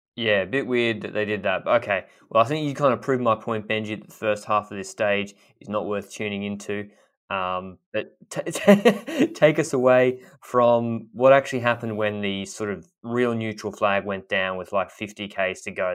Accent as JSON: {"language": "English", "country": "Australia", "said": "I'm coming at this as an Australian who didn't really grow up watching cycling the same way that maybe people in Europe did"}